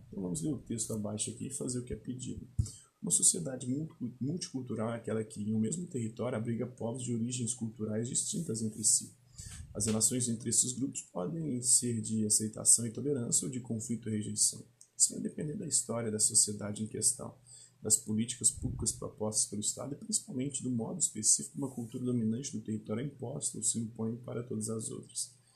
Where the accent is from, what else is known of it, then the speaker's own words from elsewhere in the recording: Minas Gerais, Brazil; como mineiro